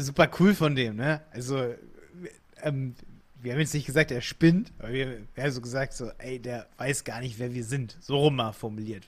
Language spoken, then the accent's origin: German; Hildesheim, Lower Saxony, Germany; accent: nordischen Einschlag; also born or lived in Scotland; ich komme aus Hildesheim